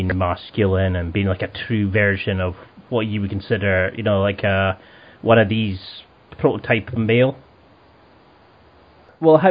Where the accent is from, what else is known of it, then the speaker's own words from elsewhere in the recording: the Highlands, Scotland, United Kingdom; I grew up in the Highlands